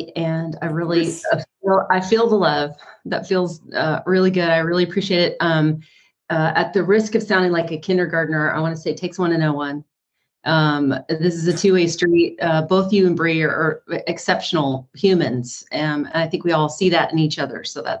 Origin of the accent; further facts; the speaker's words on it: East Coast, United States; I grew up on the East Coast in a very chaotic and abusive environment.